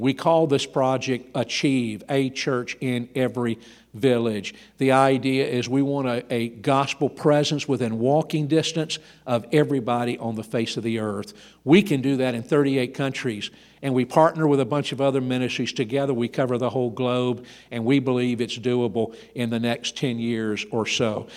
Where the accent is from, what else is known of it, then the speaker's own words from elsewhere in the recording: Georgia, United States; I grew up in Georgia